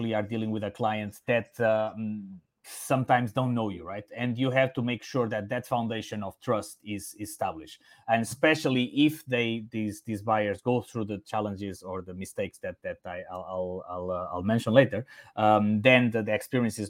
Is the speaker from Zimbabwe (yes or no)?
no; Portugal; first language Portuguese and Spanish; English is a second language; moved away as an adult; also born or lived in Italy; now in Singapore; My native languages are Portuguese and Spanish because my hometown is actually in the border with Spain.